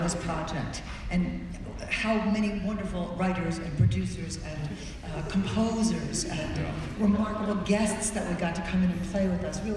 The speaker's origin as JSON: {"language": "English", "town": "Miami", "region": "Florida", "country": "United States", "said": "I'm from Miami, my parents are Cuban"}